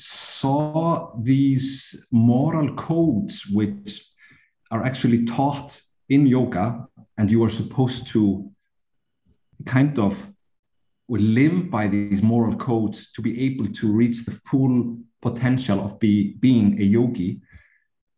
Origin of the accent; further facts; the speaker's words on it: Iceland; I come from Iceland.